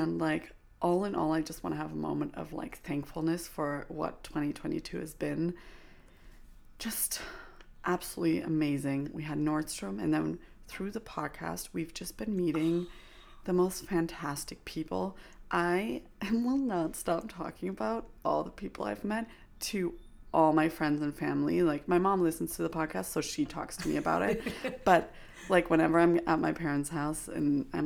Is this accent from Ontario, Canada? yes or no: no; Vancouver, British Columbia, Canada; moved away; I'm from Vancouver. Like, I lived in Vancouver for many years.